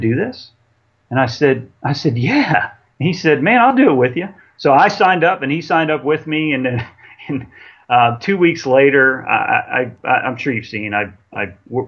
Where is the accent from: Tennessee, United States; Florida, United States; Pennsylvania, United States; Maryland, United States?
Maryland, United States; I'm from Maryland. I'm born and raised in Maryland